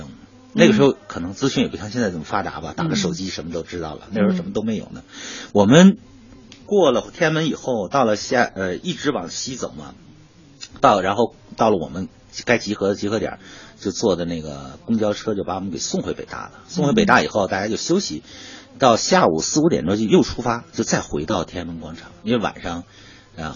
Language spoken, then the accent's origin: Chinese; Datong, Shanxi, China; 山西大同